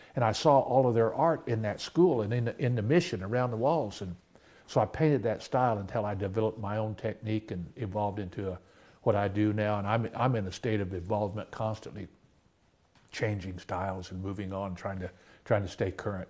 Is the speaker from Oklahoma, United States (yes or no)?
yes; Oklahoma, United States; born or raised there